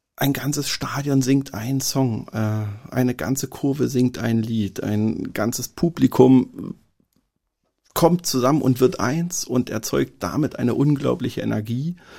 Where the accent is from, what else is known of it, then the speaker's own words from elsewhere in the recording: Berlin, Germany; Als Berliner